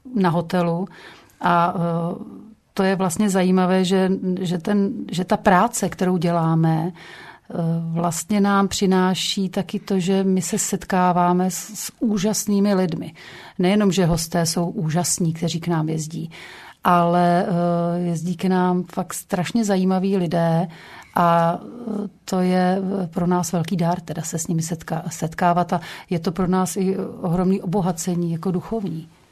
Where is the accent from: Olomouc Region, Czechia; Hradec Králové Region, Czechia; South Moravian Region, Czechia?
Hradec Králové Region, Czechia; Krkonoše foothills, near Špindlerův Mlýn; já pocházím, eh, z Podkrkonoší, nedaleko Špindlerova mlína